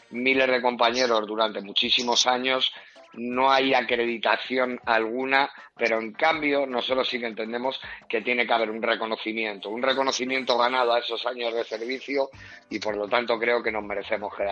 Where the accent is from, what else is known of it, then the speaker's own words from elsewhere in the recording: Spain; somos una asociación militar profesional y estamos reivindicando eh, que se nos reconozca como lo que somos, soldados españoles